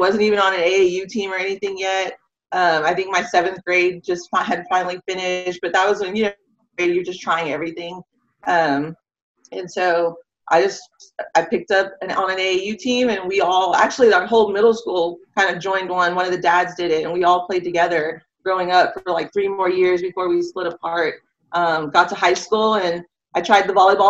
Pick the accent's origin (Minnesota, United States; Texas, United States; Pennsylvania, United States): Texas, United States; San Antonio; I'm from San Antonio, born and raised, grew up in all of Northeast